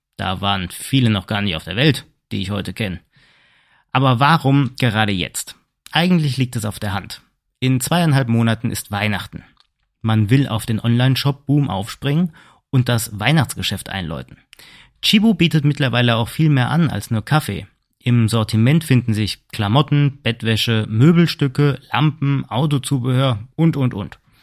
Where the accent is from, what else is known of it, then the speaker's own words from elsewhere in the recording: Germany; bei uns in Deutschland